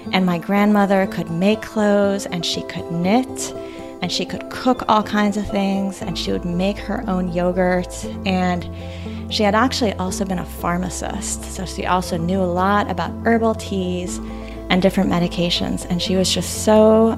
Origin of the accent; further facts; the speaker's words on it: United States; I was born in the States